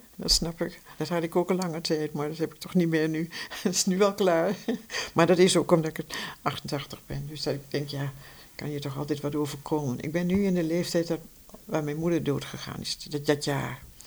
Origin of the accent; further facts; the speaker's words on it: Vierakker, Gelderland, Netherlands; also born or lived in Amsterdam; now in Heino, Netherlands; ik ben in Vierakker geboren bij Zutphen.